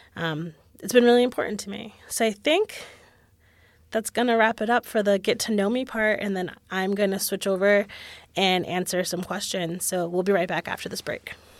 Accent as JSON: {"language": "English", "town": "Hamden", "region": "Connecticut", "country": "United States", "tie": "born or raised there", "moved": "yes", "lives_now": "Austin, United States", "said": "I was born and raised in Hamden, Connecticut"}